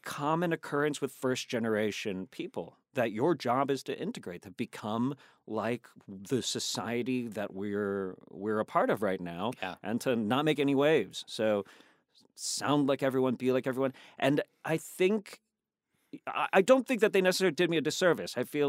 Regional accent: the South, United States; now in Virginia, United States; I'm the Filipino slash Spanish slash I grew up in the South, you know?

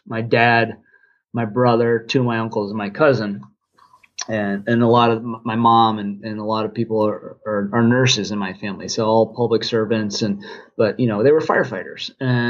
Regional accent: Midwest, United States; also born or lived in Virginia; And then growing up in the Midwest and the East, and, you know, I spent some time in Virginia as well.

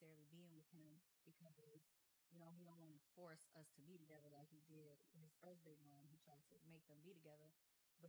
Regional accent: Gary, Indiana, United States; accent: country; moved away as an adult; also born or lived in Houston; now in Atlanta, United States; Indiana is not where I'm from. I'm from Gary, Indiana.

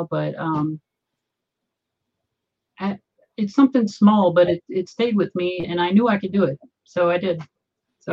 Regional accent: Southern Virginia, United States; also born or lived in Los Angeles; now in Denver, United States; I grew up in Southern Virginia

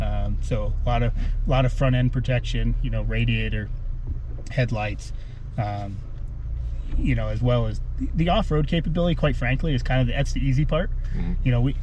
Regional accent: Montana, United States; It's my home state anyway.

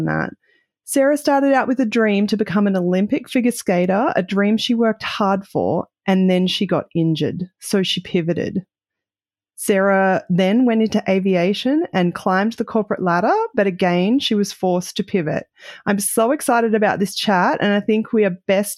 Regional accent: Central Queensland, Australia; coming from Central Queensland, Australia

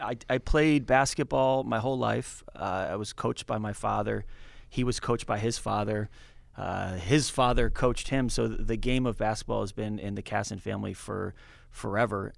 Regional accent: New England, United States; moved away as an adult; also born or lived in Minneapolis / San Francisco; as a kid from New England, uh, and growing up in New England

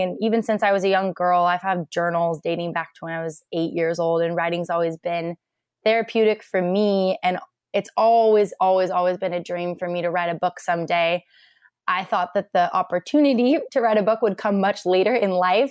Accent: Portland, Oregon, United States; also born or lived in Bend, Oregon; I grew up in Portland, Oregon.

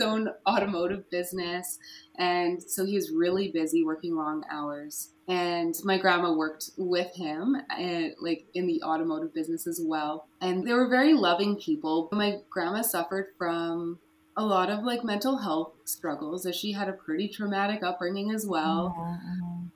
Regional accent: Fort St. John, British Columbia, Canada; I was born in Fort St. John, BC, far north up in BC. My grandparents raised me until I was 12

